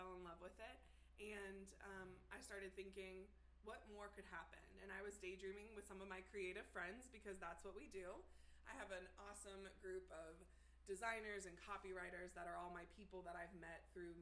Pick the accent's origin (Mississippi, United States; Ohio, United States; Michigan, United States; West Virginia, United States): Ohio, United States; Cincinnati; I am Cincinnati born and bred.